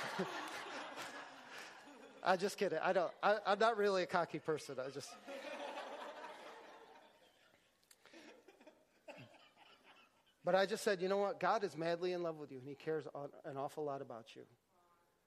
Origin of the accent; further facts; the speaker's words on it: Syracuse, New York, United States; I'm from Syracuse, New York